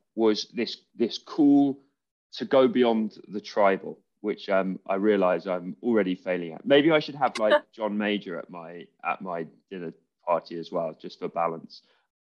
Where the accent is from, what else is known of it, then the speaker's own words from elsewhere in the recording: England, United Kingdom; I am English, I'm British